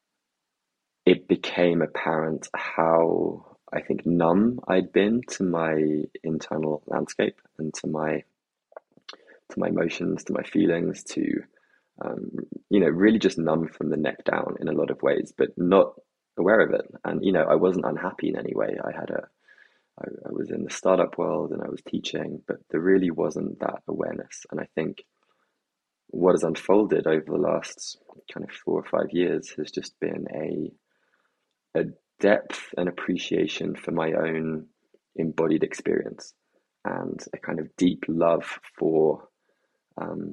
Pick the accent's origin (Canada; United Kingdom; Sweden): United Kingdom; England; growing up in England as well